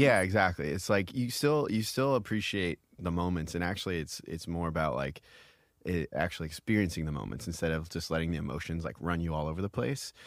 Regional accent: Iowa, United States; now in New York, United States; I come from Iowa

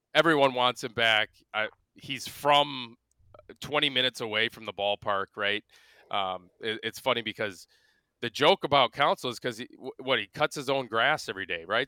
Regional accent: Milwaukee, Wisconsin, United States; born or raised there

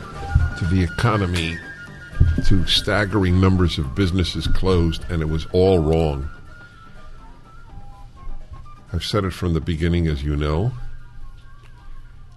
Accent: New York, United States; moved away; I come from New York. I fled New York

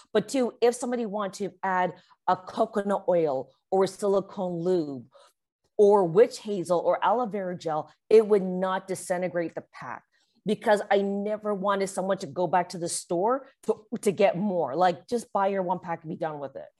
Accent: Canada; I'm Canadian

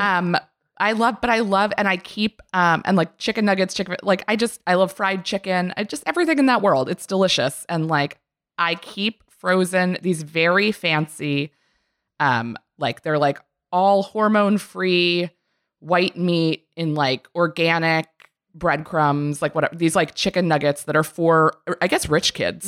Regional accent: Maryland, United States; I am from Maryland

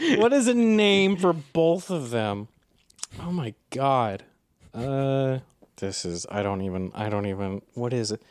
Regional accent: United States; I'm so American, I've been surrounded by weapons so much

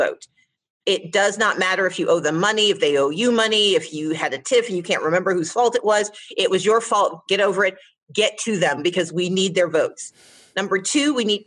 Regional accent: the South, United States; I'm a Southerner. I'm a daughter of the South

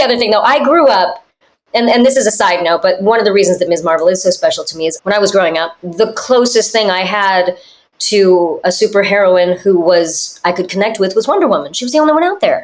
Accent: United States; I grew up in America, so I speak Spanish and French

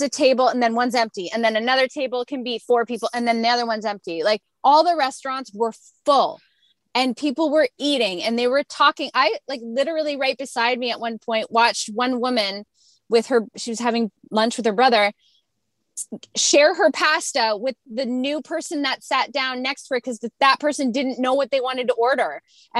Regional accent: Canada; We're North Americans. We came from Canada where poutine is our signature dish.

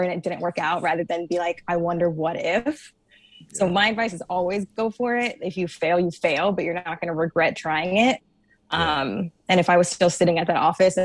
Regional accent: Georgia, United States; moved away as an adult; now in New York, United States; I am from Georgia, so I moved up to New York about 6 years ago.

